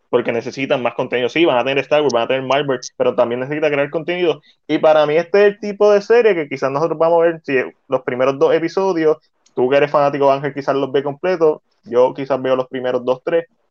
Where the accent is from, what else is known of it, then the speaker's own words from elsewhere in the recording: Puerto Rico; como puertorriqueño